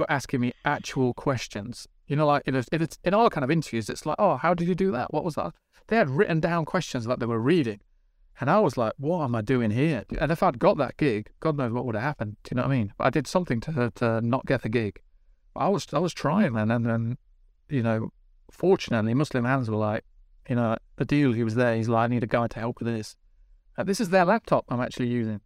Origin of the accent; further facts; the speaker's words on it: Midlands, United Kingdom; I'm from the Midlands